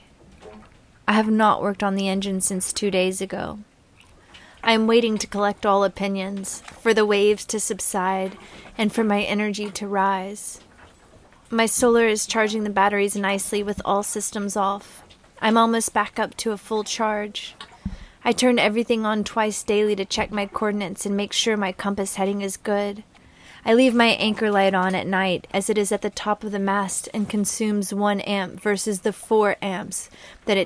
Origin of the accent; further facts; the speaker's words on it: Arkansas, United States; I'm from Arkansas.